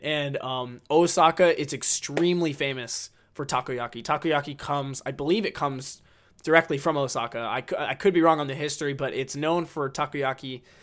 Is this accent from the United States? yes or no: yes; United States; I'm American